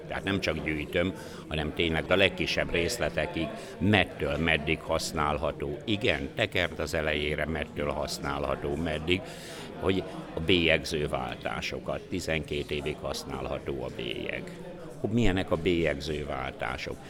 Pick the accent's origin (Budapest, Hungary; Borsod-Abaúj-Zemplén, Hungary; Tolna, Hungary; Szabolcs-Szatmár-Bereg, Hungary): Tolna, Hungary; Dunaföldvár; tíz éves koromba, tehát amikor egy negyedik, ötödikes voltam, mert 55-ben születtem, Dunaföldváron laktunk